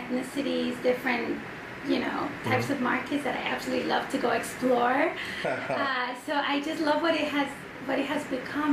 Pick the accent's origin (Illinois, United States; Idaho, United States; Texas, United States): Illinois, United States; Aurora; also born or lived in Mexico; I was born in Mexico, and I was raised in Aurora, Illinois